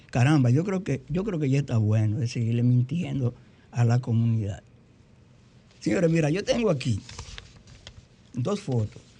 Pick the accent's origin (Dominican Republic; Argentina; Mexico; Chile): Dominican Republic; Tamayo, Bahoruco; yo soy de Tamayo, mi segunda ciudad.